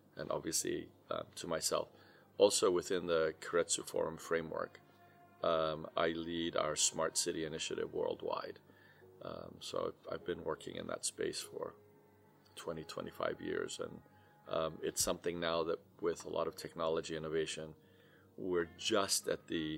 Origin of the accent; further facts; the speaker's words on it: Cyprus; now in United States; I'm originally from Cyprus, and my roots will always be from here